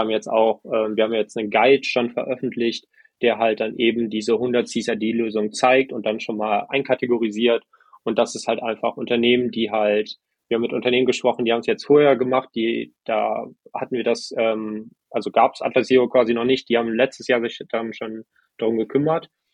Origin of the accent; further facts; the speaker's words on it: Germany; moved away as an adult; also born or lived in Estonia; Ich bin super privilegiert, in Deutschland äh, aufgewachsen zu sein